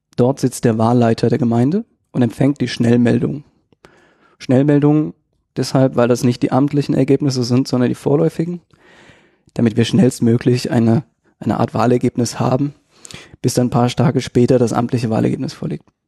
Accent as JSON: {"language": "German", "town": "Darmstadt", "region": "Hesse", "country": "Germany", "said": "ich bin ähm, aus Darmstadt, mache IT-Sicherheit so ein bisschen"}